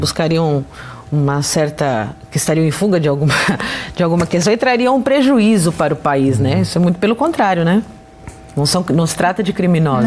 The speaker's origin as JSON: {"language": "Portuguese", "country": "Brazil", "said": "aqui no nosso, pra, no, no nosso país"}